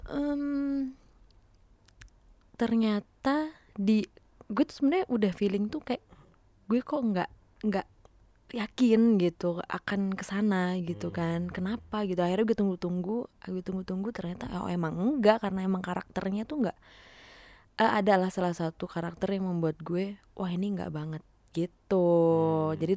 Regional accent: Central Java, Indonesia; dia itu asalnya dari daerah gue maksudnya dari dari Jawa gitu dari dari daerah Soloan gitu

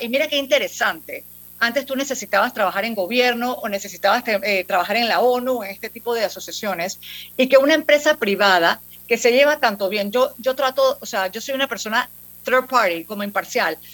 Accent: Panama; como panameños

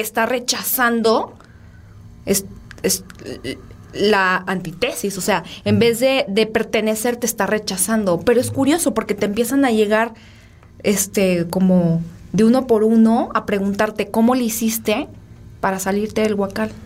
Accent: Guadalajara, Jalisco, Mexico; Yo soy tapatía

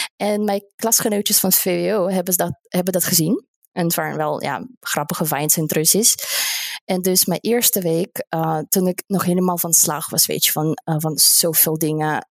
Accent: Russia; Dutch is a second language; moved away as an adult; now in Netherlands; ik kom uit Rusland

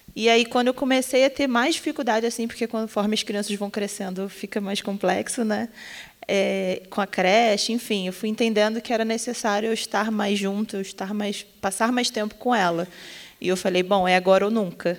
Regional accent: Rio de Janeiro, Brazil; sou do Rio de Janeiro, tenho 25 anos

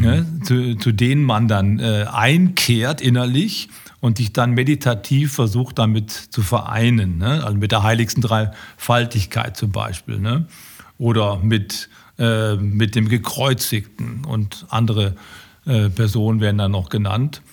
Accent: Düsseldorf, North Rhine-Westphalia, Germany; als Düsseldorfer

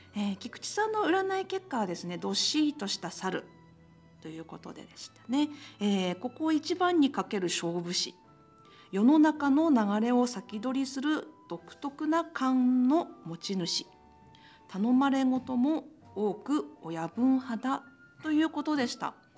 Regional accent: Iwate, Japan; moved away as an adult; also born or lived in Akita; now in Kitaakita, Japan; 私は秋田出身ではなくて、岩手県出身なんで、うんええ、成人式は岩手県の方でしたんですけど

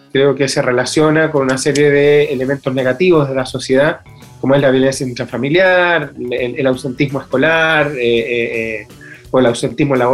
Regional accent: Chile; eh, como chileno, incluir el vino en la canasta familiar

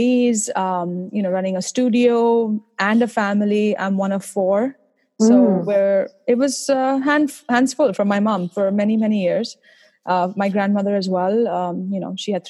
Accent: India; now in Boston, United States; I'm originally from India, as you might be able to tell from my accent

